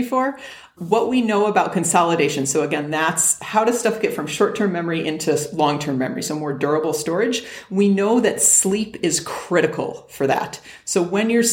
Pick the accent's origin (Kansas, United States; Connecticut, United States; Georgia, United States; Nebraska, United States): Connecticut, United States; West Hartford; now in Arizona, United States; I'm from West Hartford, Connecticut, 860 is the area code there